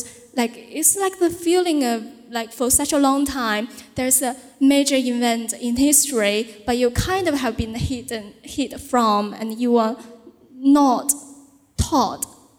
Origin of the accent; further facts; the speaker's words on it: Beijing, China; English is a second language; grandparents lived on the Chang'an Revenue that was so close to the tanks. And they say, yeah, and like growing up in Beijing, our parents, grandparents have been warning me a lot